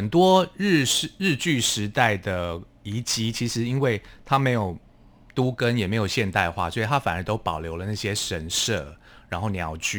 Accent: Hualien County, Taiwan; 是我是花莲人

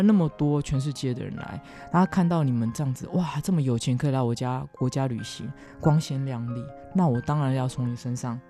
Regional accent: Taiwan; 像我们台湾人

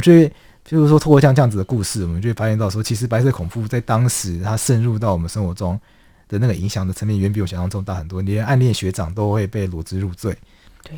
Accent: Taiwan; 我们台湾人民

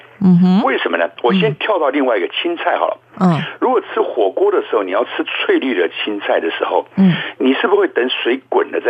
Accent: Taiwan; 我本身又在眷村长大，

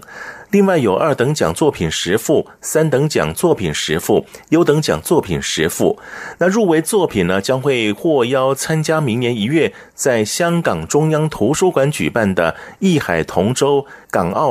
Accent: Taiwan; 所以还是要请各位来到台湾的时候呢，包含我们台湾人也是一样啊，回到台湾要特别注意一下。

